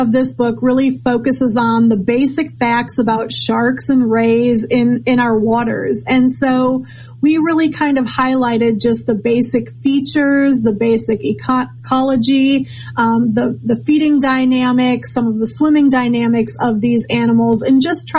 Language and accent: English; Minnesota, United States; Was I'm originally from Minnesota, not many sharks up there, but I had a love for the ocean and for ocean creatures.